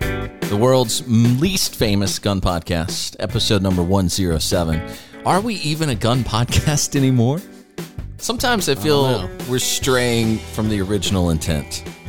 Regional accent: Jacksonville, Florida, United States; I grew up in Jacksonville, Florida.

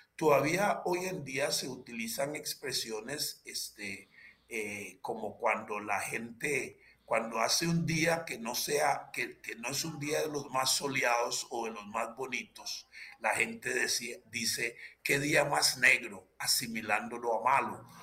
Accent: Limón, Costa Rica; also born or lived in Matina, Limón / San José / La Unión de Tres Ríos, Cartago; yo adquirí conciencia de mí mismo eh, en, en, el cantón central de la provincia de Limón

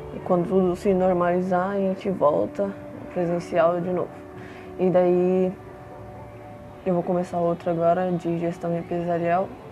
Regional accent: São Paulo, Brazil; also born or lived in Franco da Rocha; eu moro em São Paulo. Nasci em Franco da Rocha, só que vim para a capital com 4 anos de idade

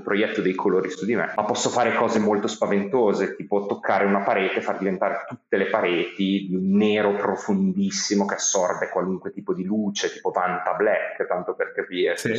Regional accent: Modena, Emilia-Romagna, Italy; moved away as an adult; now in Bologna, Italy; io sono di Modena e mi sono trasferito a Bologna che ero appena maggiorenne

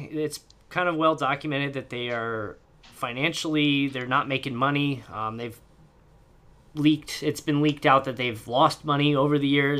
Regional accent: Indiana, United States; moved away as an adult; I was born and raised in Indiana. I lived the first 23 years of my life in that state before I left.

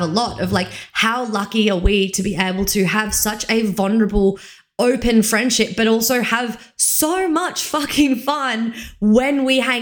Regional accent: Victoria, Australia; moved away as an adult; the people that I'm friends with from Victoria, they knew me when I was a teenager

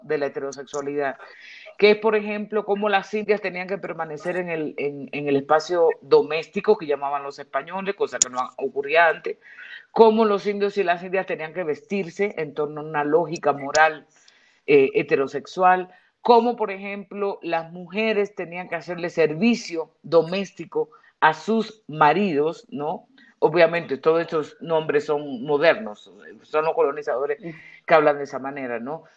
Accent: Dominican Republic; moved away; dos caribeñas dominicanas seamos

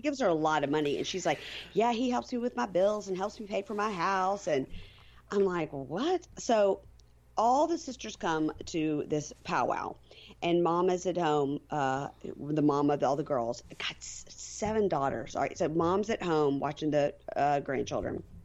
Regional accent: Jackson, Mississippi, United States; my hometown, Jackson, Mississippi

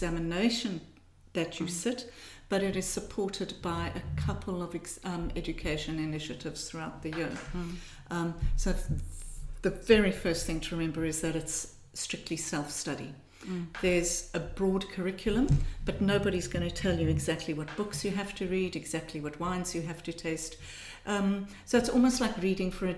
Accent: Johannesburg, Gauteng, South Africa; when we were growing up in Johannesburg

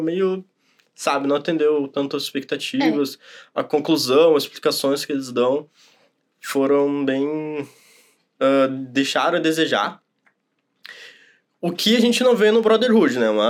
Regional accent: Brazil; sou brasileiro

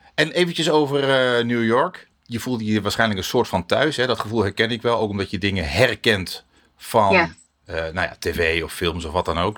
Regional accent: Netherlands; Wij als Nederlanders

